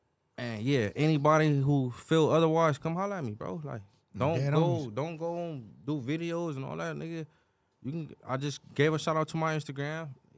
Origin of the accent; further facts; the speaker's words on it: Compton, California, United States; I'm from Paro. I'm from Compton.